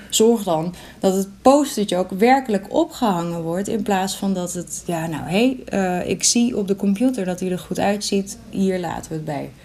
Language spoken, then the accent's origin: Dutch; Sneek, Friesland, Netherlands; Ik kom uit Sneek